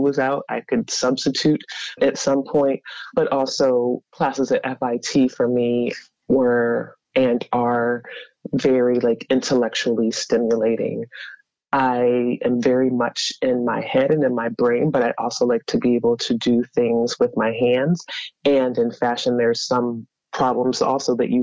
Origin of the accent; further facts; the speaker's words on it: Howard County, central Maryland, United States; also born or lived in Baltimore, Maryland; I grew up in central Maryland, Howard County, mm-hmm. for the most part